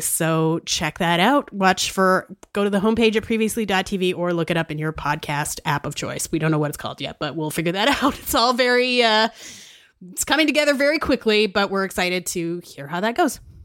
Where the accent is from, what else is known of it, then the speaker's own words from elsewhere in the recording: Saskatchewan, Canada; I'm from Saskatchewan